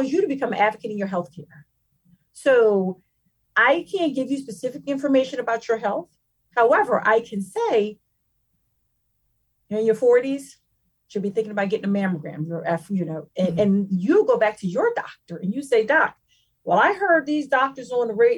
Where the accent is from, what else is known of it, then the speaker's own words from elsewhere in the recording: Philadelphia, Pennsylvania, United States; we come from underserved communities. We come from North Philadelphia, the Strawberry Mansion section of Philadelphia